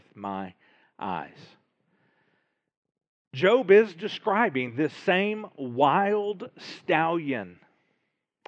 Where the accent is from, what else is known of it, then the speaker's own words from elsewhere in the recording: Little Rock, Arkansas, United States; I grew up in Little Rock